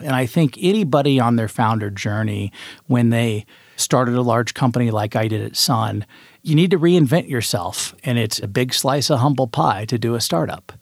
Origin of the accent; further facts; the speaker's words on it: Indianapolis, Indiana, United States; moved away as an adult; also born or lived in Auburn, Alabama; now in Incline Village, United States; I grew up in the Midwest in Indianapolis, Indiana. spent eighteen years of my life there